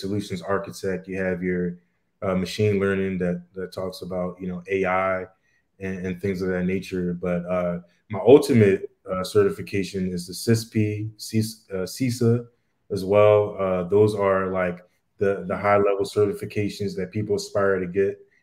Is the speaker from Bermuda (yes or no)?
yes; Bermuda; my family, we're all from Bermuda